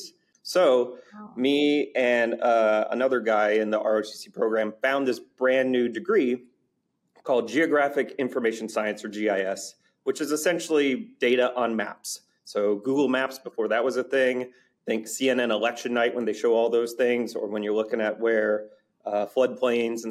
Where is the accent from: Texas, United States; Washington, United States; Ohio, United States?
Texas, United States; Dallas; also born or lived in Michigan; now in San Antonio, United States; we ended up in Dallas when I was in preschool. And lived in Texas essentially ever since. Went through all the way through high school up in Dallas